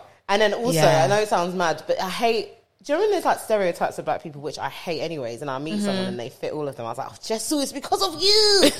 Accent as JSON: {"language": "English", "region": "London", "country": "United Kingdom", "said": "I'm from dirty south, innit?"}